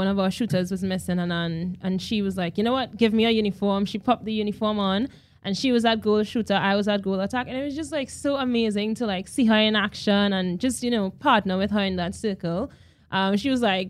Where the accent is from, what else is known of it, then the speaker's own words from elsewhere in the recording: Trinidad & Tobago; moved away as an adult; also born or lived in Wales / New Zealand; now in Australia; in Trinidad and Tobago, I think we're heavily rooted in our culture